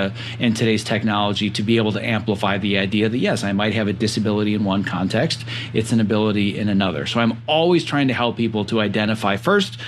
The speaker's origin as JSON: {"language": "English", "region": "Northern Wisconsin", "country": "United States", "tie": "born or raised there", "said": "born and raised in Northern Wisconsin, Cheesehead and Packer fan."}